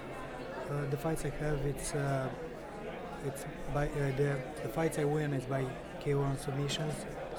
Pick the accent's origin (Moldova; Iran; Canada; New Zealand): Moldova; English is a second language; moved away as an adult; now in Las Vegas, United States; I'm from Republic of Moldova. There I was born. So I won a green card lottery, so they give me the opportunity to come here.